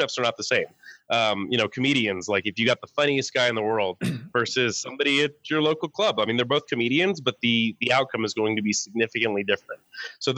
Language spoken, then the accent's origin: English; New Mexico, United States; also born or lived in Dallas; I am from New Mexico originally